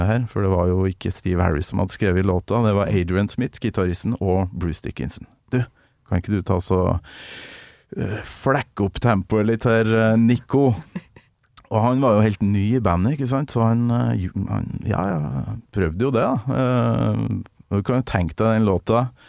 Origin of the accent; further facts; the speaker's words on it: Kolvereid, Trøndelag, Norway; also born or lived in Namsos; nord for Namsos, Kolvereid, men jeg bodde jo i Namsos